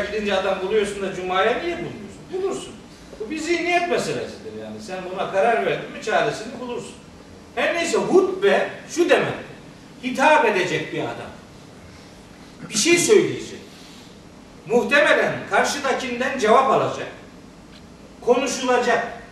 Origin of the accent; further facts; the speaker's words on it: Trabzon, Turkey; Ben Trabzonluyum